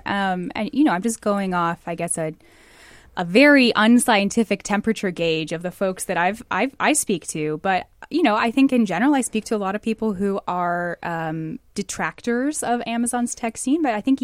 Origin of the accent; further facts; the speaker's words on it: Bellevue, Washington, United States; I was born in Bellevue in the early 90s, so technically I'm a lifelong resident.